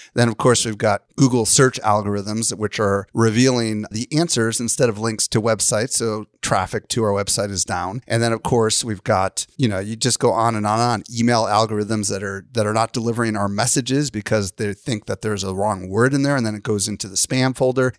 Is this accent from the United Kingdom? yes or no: no; Midwest, United States; I grew up in the Midwest